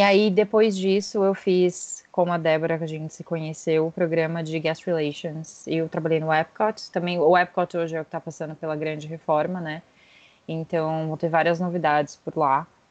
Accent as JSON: {"language": "Portuguese", "region": "São Paulo", "country": "Brazil", "also_born_or_lived": "San Francisco, California", "said": "Moro em São Paulo. Sou original de São Paulo"}